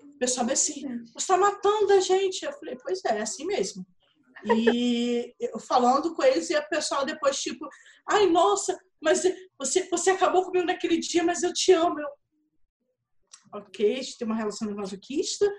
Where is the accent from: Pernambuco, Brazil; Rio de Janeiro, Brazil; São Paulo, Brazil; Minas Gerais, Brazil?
Rio de Janeiro, Brazil; eu sou do Rio, você tá vendo meu sotaque, eu sou do Rio